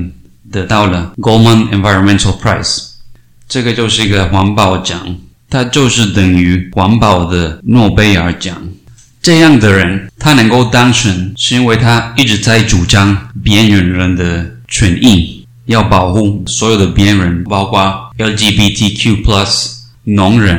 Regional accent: Cali, Valle del Cauca, Colombia; 在我的老家开里，她当了女仆，就为了过日子。

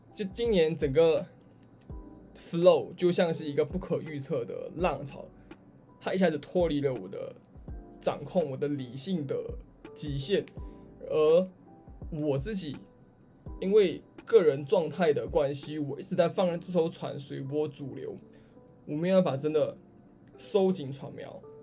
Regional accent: Malaysia; moved away as an adult; now in Australia; 对于马来西亚人哦，尤其对于我，就是无论我说什么语言，我音调都没有什么起伏，可能发音也不是很标准

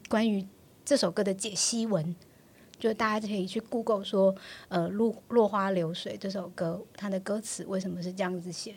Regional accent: Taiwan; also born or lived in Taichung; 我们是台湾人，对于嗯。粤语这件事情，它并不是一个那么熟悉的语言

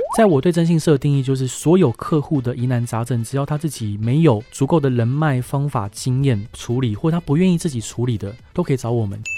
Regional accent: Taiwan; 我台湾来的

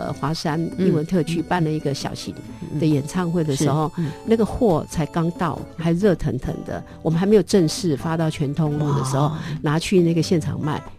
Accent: Taitung, Taitung County, Taiwan; 因为我自己从从小在台东长大，

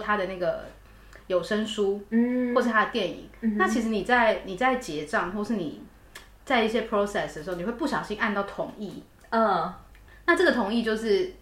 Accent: Taiwan; moved away as an adult; now in United Kingdom; 我们台湾人

